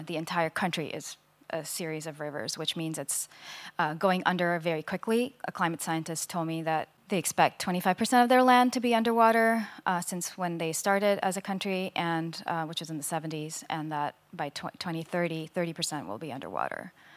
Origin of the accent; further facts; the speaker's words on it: India; I grew up in India